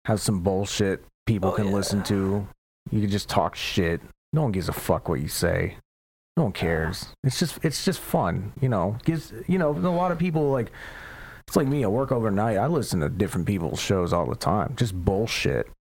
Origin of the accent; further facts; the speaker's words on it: Pensacola, Florida, United States; also born or lived in Tampa Bay, Florida; now in St. Petersburg, United States; I came from Pensacola, Florida